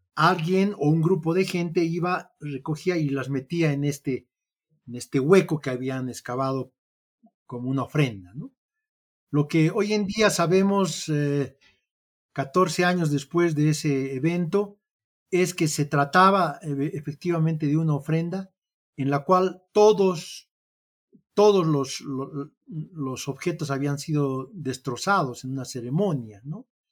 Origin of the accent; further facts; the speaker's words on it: Bolivia; como boliviano